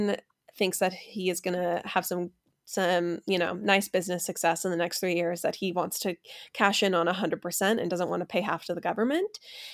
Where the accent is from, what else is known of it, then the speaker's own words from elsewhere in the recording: Orange County, California, United States; moved away; also born or lived in Utah County, Utah; Utah County and Orange County are where I've spent the majority of my life.